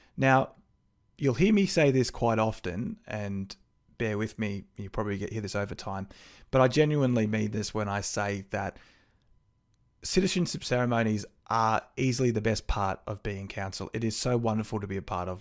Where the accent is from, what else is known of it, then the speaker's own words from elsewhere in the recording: Melbourne, Victoria, Australia; now in Bendigo, Australia; I actually grew up in Brighton in the Bayside suburbs of Melbourne